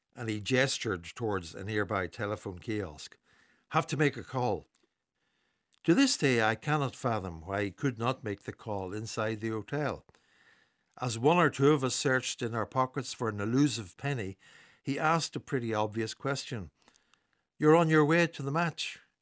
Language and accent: English; Newry, Northern Ireland, United Kingdom; Growing up in Newry in the late fifties